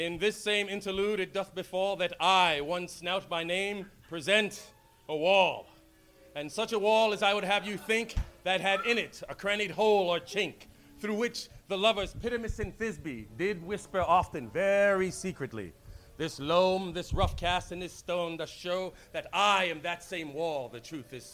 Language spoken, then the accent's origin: English; New York City, New York, United States; moved away; also born or lived in Monterey; I'm originally from New York City